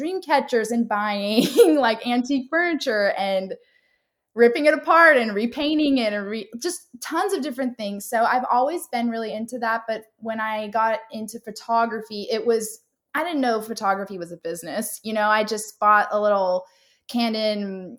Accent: Southern California, United States; moved away as an adult; also born or lived in North Carolina / Florida; But I am from Southern California. I was born there and lived there up until college when I moved to North Carolina.

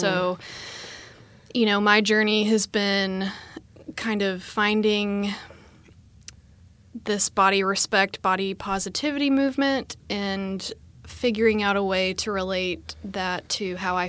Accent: Arkansas, United States; now in Austin, United States; Yeah, I've lived in Austin for a little over 5 years. I moved here from Arkansas originally

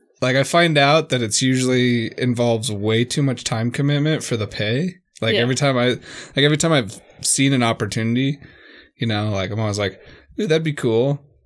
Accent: East Coast, United States; accent: East Coast; I know, but I'm like, that's my East Coast accent.

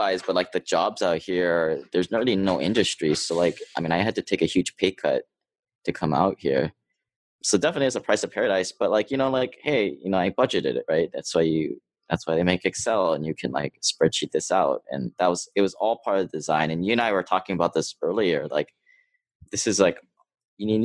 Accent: Hawaii, United States; moved away as an adult; also born or lived in Seattle; I grew up in Hawaii. I went to Seattle to go to school at University of Washington

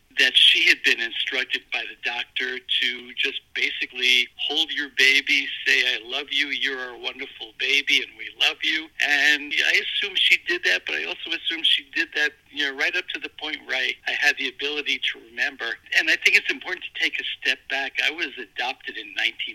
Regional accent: New York City, New York, United States; I was adopted at a day old, and I was at a hospital in New York City called the Lexington Hospital

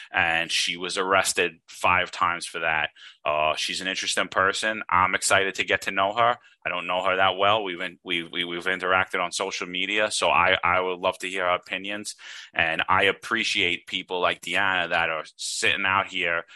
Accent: New York City, New York, United States; I grew up poor in Brooklyn. I grew up in an Italian neighborhood in Brooklyn

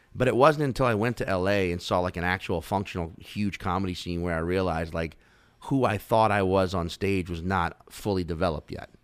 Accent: Chalmette, Louisiana, United States; also born or lived in Slidell, Louisiana / New Orleans, Louisiana; I grew up in Chalmette and then Slidell, uh, which is like, you know, half an hour outside the city.

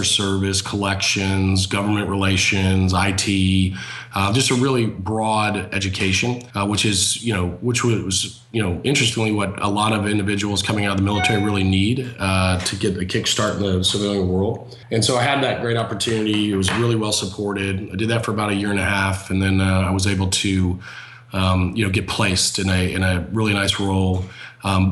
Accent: Houston, Texas, United States; moved away as an adult; also born or lived in West Point, New York; I'm originally from Houston, Texas. I was, as we like to say, by the grace of God, born in the state

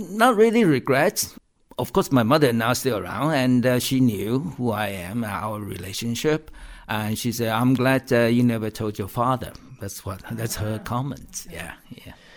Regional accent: Taiwan; moved away as an adult; now in United Kingdom; I can go back to visit Taiwan anytime I want. And uh, and Taiwan seemed to be a more open society than what I know or grew up with.

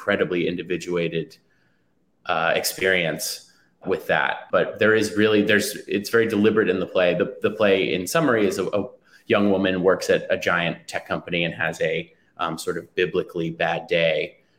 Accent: New York City, New York, United States; I grew up in New York City, in the Manhattan section of New York City

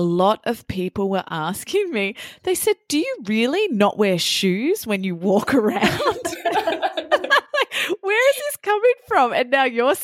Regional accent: Brisbane, Queensland, Australia; now in Sydney, Australia; I'm originally from Brisbane but live in Sydney.

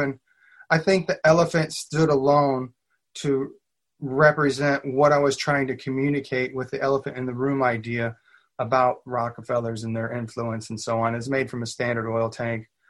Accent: Southern Illinois, United States; now in Lexington, United States; I grew up in Southern Illinois, but my dad got a job transfer up here when I was in junior high, so I've been here ever since

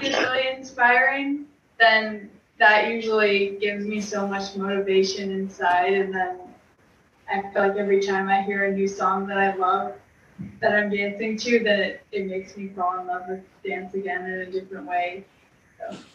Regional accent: Long Valley, New Jersey, United States; we're from Long Valley, New Jersey, and my mom put Jillian and I in class, into ballet class when we were, I was two and she was four

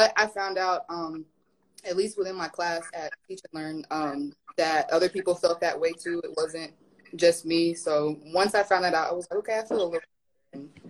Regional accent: the South, United States; Plus, you know, I'm from the South of the U.S., so where we have Southern hospitality

